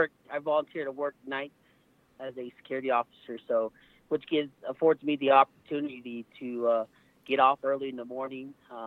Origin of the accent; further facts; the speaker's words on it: Wheatfields, Arizona, United States; also born or lived in Fort Defiance, United States; I grew up on the Navajo reservation. I was born in Fort Defiance, Arizona. And raised in the small town called Wheatfields in the Stolen, Arizona.